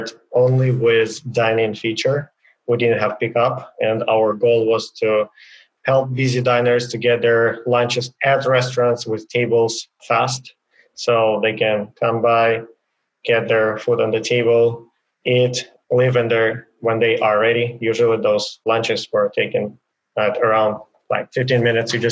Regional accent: Ukraine; moved away as an adult; now in United States; I was born in Ukraine in a small city, and I went to a military school, and then from that to university

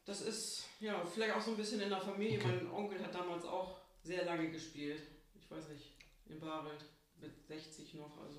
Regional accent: Babel, Germany; also born or lived in Mane; now in Nindorf, Germany; Aufgewachsen bin ich in Babel.

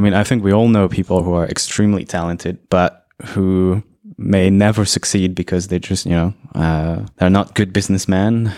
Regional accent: Brazil; I was born in Brazil

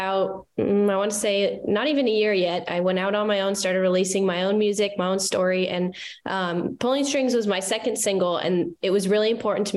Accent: Glendora, California, United States; moved away as an adult; also born or lived in Waco, Texas; now in Nashville, United States; I'm originally from California, a little small town called Glendora

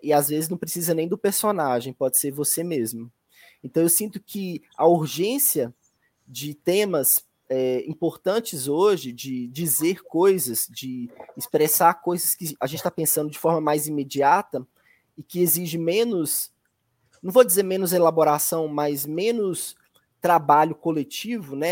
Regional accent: Belo Horizonte, Minas Gerais, Brazil; also born or lived in Medina, Minas Gerais; quando os meus pais vieram para Belo Horizonte, eu devia ter mais ou menos uns 6, 7 anos

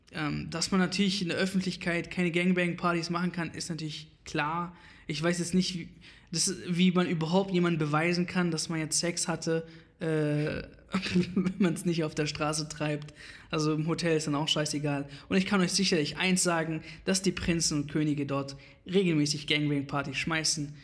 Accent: Iraq; now in Germany; ich komme quasi aus dem Irak

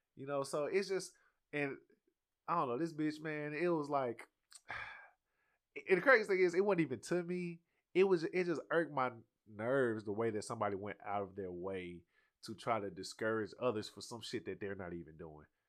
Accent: the South, United States; I'm from the South, bro. We started driving at fourteen around here

